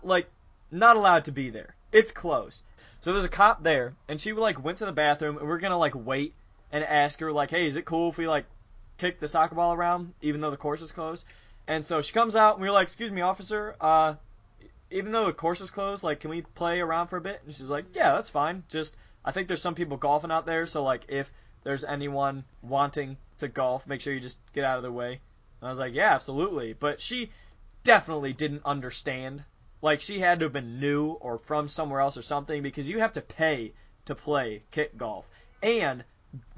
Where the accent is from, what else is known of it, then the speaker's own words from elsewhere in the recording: North Olmsted, Ohio, United States; North Olmsted